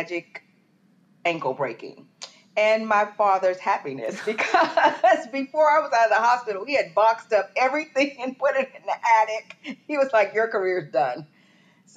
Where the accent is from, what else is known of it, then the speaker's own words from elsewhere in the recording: Port Arthur, Texas, United States; I'm from Texas, and I'm from Southeast Texas, Port Arthur, Texas.